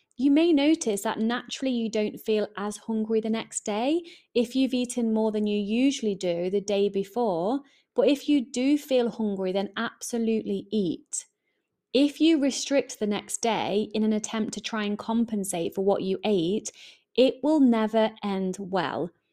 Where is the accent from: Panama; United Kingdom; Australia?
United Kingdom; England; accent: English; I am English, my accent kinda gives that away